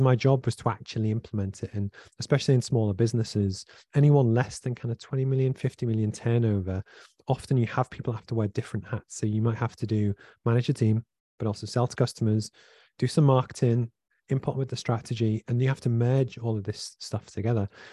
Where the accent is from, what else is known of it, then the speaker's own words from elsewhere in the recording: Liverpool, North West England, United Kingdom; I grew up in Liverpool from a single parent family